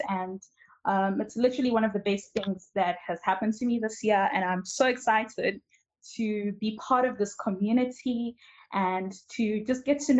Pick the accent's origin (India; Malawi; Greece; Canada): Malawi; now in South Africa; I am from Malawi, but I'm currently based in South Africa